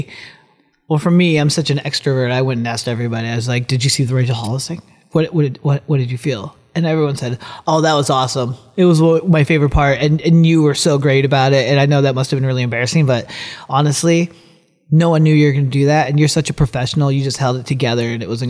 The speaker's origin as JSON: {"language": "English", "country": "Philippines", "tie": "born there", "said": "And for me, I'm adopted from the Philippines."}